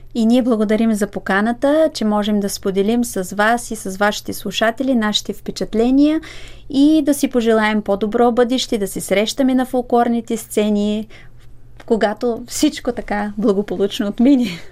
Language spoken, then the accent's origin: Bulgarian; Bulgaria; аз като българка